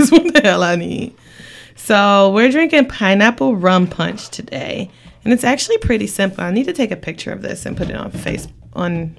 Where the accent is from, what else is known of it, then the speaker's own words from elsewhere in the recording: Detroit, Michigan, United States; we're from Detroit.